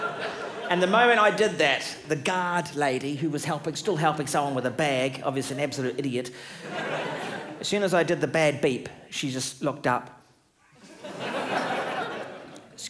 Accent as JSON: {"language": "English", "country": "New Zealand", "said": "I'm from New Zealand"}